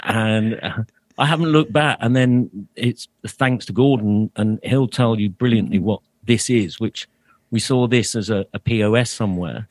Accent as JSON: {"language": "English", "region": "London", "country": "United Kingdom", "said": "I'm a Londoner, seventh generation"}